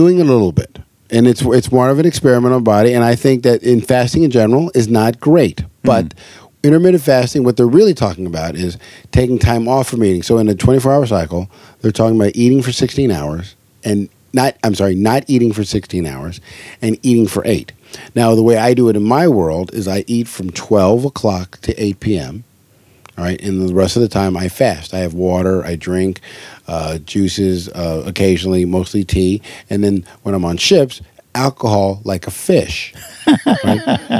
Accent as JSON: {"language": "English", "region": "Hawaii", "country": "United States", "tie": "born or raised there", "said": "because growing up in Hawaii, fish wasn't it was like a staple."}